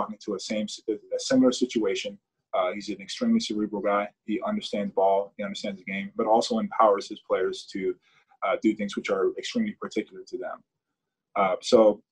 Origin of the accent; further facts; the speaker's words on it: United States; as an American, a proud American